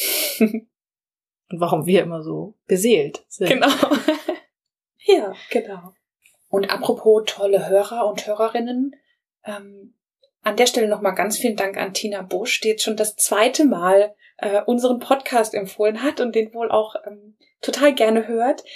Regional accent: Rhineland-Palatinate, Germany; bei uns in der Pfalz

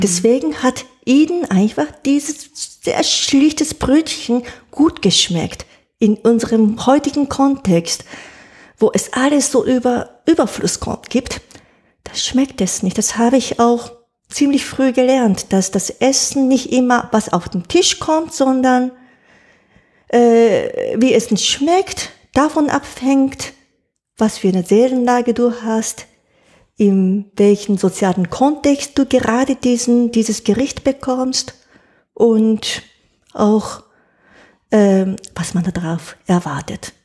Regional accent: Japan; German is a second language; moved away as an adult; now in Germany; die richtige, hohe Küchenkunst von meiner Heimatland

